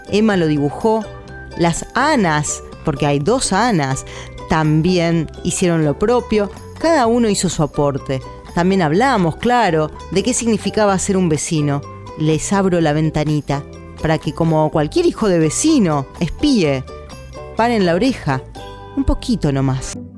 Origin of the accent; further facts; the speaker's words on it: Paso de los Libres, Corrientes, Argentina; moved away; Cuando era chica vivía en Paso de los Libres, donde nací, un pueblo que ya es ciudad, en Corrientes, en el norte de la Argentina.